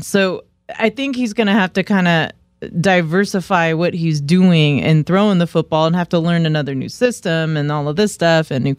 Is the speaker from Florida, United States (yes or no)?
no; the Bay Area, California, United States; I grew up in the Bay too